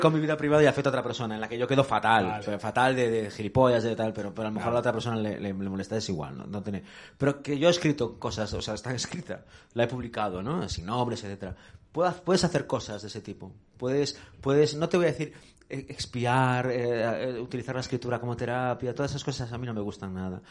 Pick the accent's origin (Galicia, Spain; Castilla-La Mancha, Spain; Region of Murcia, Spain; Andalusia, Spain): Galicia, Spain; moved away as an adult; now in Madrid, Spain; yo era un crío de un pueblo gallego pequeño